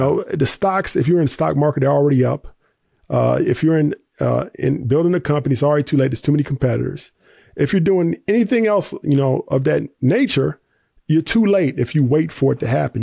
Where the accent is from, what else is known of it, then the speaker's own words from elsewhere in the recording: Tennessee, United States; I grew up in the South, uh, Tennessee